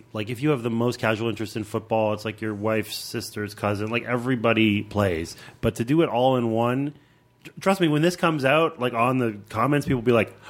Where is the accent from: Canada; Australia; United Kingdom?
Canada; I'm Canadian, so I feel like 10% empathy.